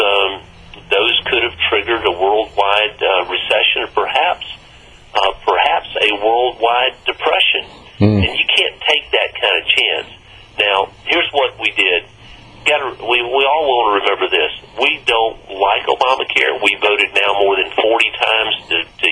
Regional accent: Mississippi, United States; my home state of Mississippi

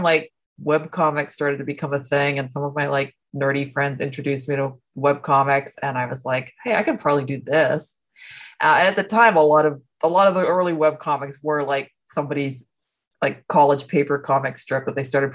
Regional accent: Ohio, United States; I grew up mostly in Ohio

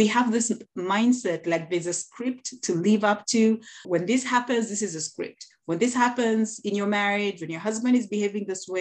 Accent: Kenya; I'm from the African culture, Kenyan culture to be specific. I am Kenyan.

